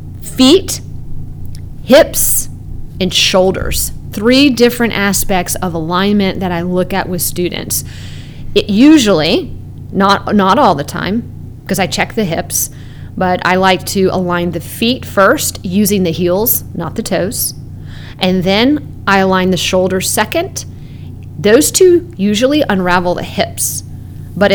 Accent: Canada; Yeah, I grew up in Canada and played hockey.

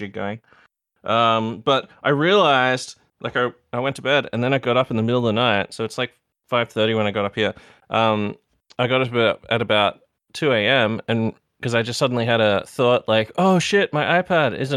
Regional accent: Australia; From Australia.

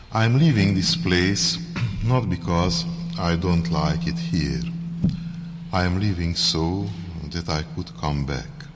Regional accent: Hungary; accent: heavy Hungarian; English is a second language; my heavy Hungarian accent

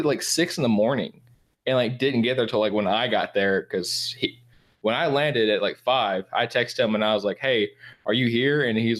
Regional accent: Bullitt County, Kentucky, United States; I'm from Bullitt County, Kentucky.

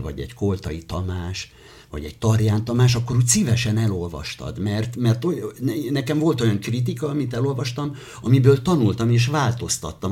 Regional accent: Hortobágy, Hajdú-Bihar, Hungary; also born or lived in Debrecen; Általános iskolába Hortobágyon nőttem föl

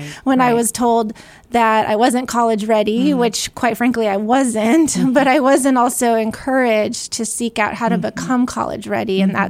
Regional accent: California, United States; And I did transfer to UC Davis. I'm from California. So I did all of my education there.

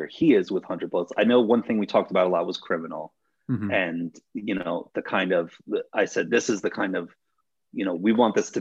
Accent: United States; I am American

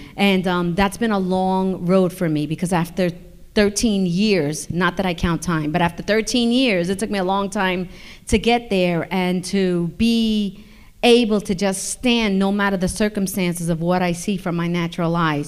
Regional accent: New York, United States; I'm from New York

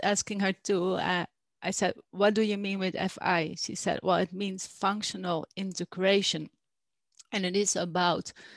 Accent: Netherlands; moved away as an adult; also born or lived in Alpujarra, Spain; now in Spain; I am from Holland, the Netherlands, originally, and I moved here now I think two years ago.

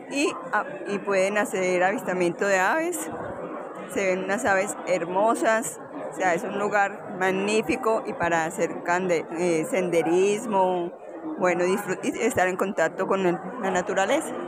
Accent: Jardín, Antioquia, Colombia; also born or lived in Medellín; ¿De dónde vienes? Bueno, vengo de Medellín, especialmente del municipio de Jardín, Antioquia.

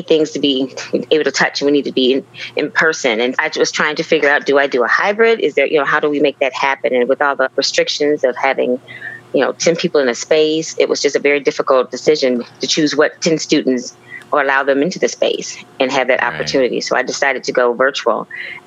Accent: Joliet, Illinois, United States; moved away as an adult; also born or lived in Indianapolis, Indiana; I am originally from Joliet, Illinois

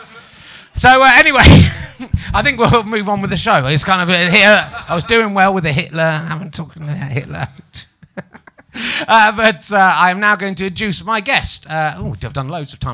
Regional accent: Yorkshire and the Humber, United Kingdom; moved away; I'm from Yorkshire. But then I moved down and people say scone.

